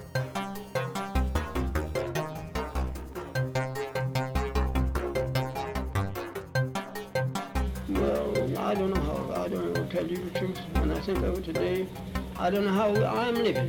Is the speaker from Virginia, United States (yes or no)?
yes; Charlottesville, Virginia, United States; I was born in Charlottesville, Virginia